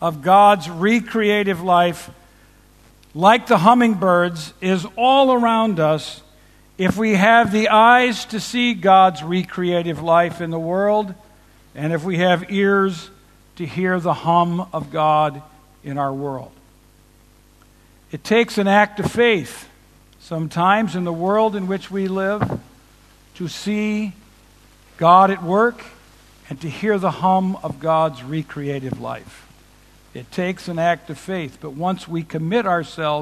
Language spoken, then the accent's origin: English; Chicago, Illinois, United States; We're from Chicago